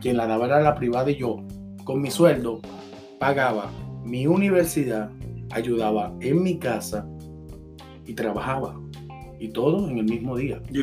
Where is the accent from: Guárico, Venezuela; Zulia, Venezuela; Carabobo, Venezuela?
Carabobo, Venezuela; Valencia; moved away as an adult; also born or lived in Colombia; now in Chile; Venezuela, de donde vengo yo es de Valencia